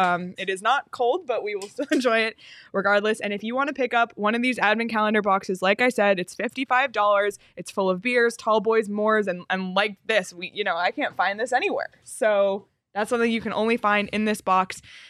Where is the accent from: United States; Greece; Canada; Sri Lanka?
Canada; As a Canadian, dream.